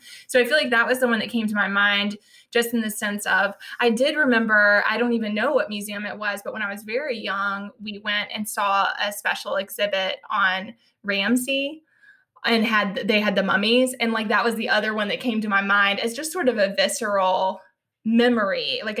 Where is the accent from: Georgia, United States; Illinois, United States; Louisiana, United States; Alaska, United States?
Georgia, United States; now in Virginia, United States; I'm from Georgia, and I lived in other places, but never this close to DC before.